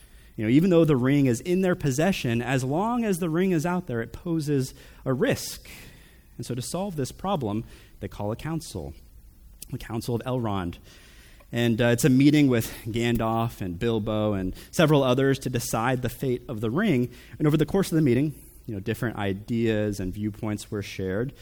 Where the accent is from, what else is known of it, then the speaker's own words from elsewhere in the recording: United States; These are my people. We're Americans